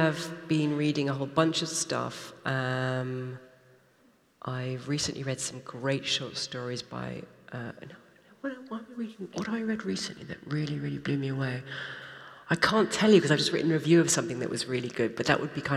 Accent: United Kingdom; I'm British

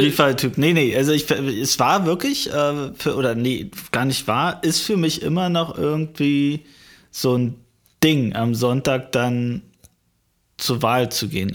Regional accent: deep East, eastern Germany, Germany; meiner Heimatstadt, wirklich im tiefsten Osten

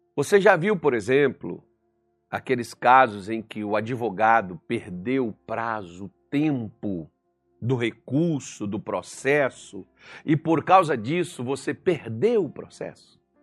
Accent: Minas Gerais, Brazil; como bom mineiro

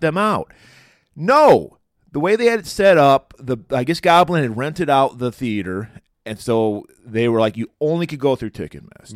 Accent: Pontiac, Michigan, United States; we had saw Suspiria in my hometown of Pontiac

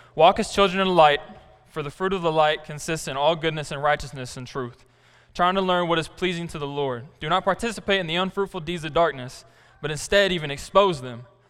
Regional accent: Black Rock, Arkansas, United States; I'm from Black Rock, Arkansas. I went to high school there till it shut down

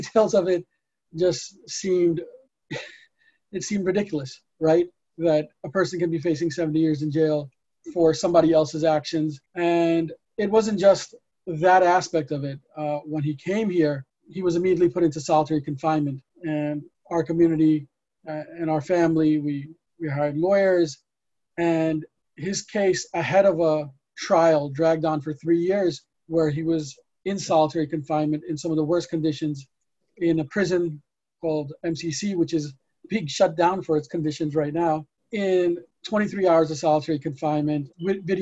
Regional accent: New York City, New York, United States; we're from New York City

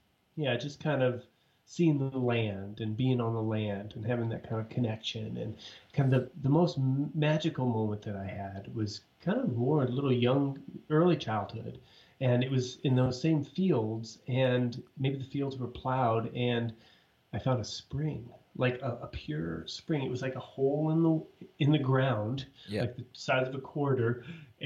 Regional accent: Ithaca, New York, United States; moved away; I grew up in Ithaca, New York

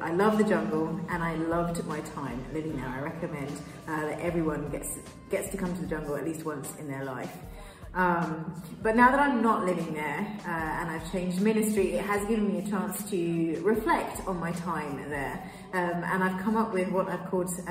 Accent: England, United Kingdom; moved away as an adult; also born or lived in Kenya / Peruvian Amazon, Peru; now in Piura, Peru; I'm from the UK, I'm British. I was born in Kenya, but I grew up in England

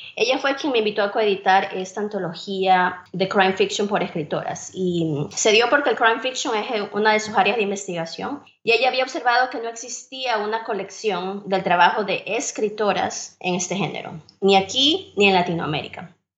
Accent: Guayaquil, Guayas, Ecuador; moved away as an adult; also born or lived in Iowa, United States; now in Tennessee, United States; soy originalmente de Ecuador, de la ciudad de Guayaquil. Allí nací, crecí y viví buena parte de mi vida adulta.

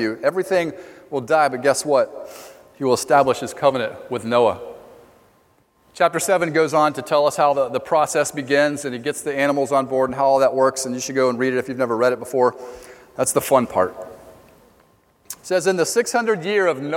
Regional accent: Ocala, Florida, United States; I was born in Ocala, Florida, home of Silver Springs

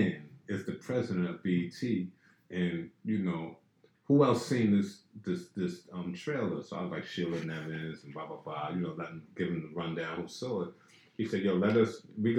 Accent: New York City, New York, United States; I grew up in Pink Houses and in Brownsville projects, you know, family in Brownsville

